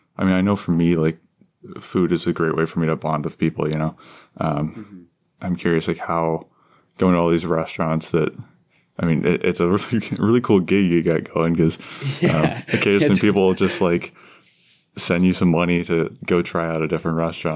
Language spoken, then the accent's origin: English; Cincinnati, Ohio, United States; I live in, out near Mason. And so like, I live in Cincinnati. Like we say we're from Cincinnati, right? But it's like way far out.